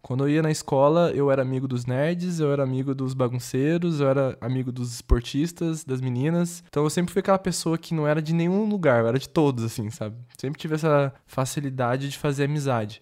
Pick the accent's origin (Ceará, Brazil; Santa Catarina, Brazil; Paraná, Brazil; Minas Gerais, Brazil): Paraná, Brazil; Londrina; moved away as an adult; also born or lived in São Paulo / Campinas; now in Porto Alegre, Brazil; eu fui criado dentro de Londrina, no Paraná